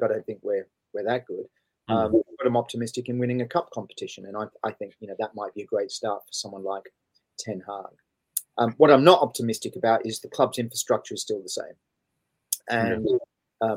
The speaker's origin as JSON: {"language": "English", "town": "Sydney", "region": "New South Wales", "country": "Australia", "tie": "born or raised there", "moved": "yes", "said": "I grew up in Sydney"}